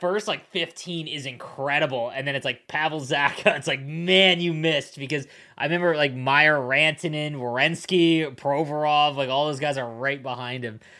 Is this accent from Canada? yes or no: yes; Southern Ontario, Canada; also born or lived in Buffalo; I grew up in Southern Ontario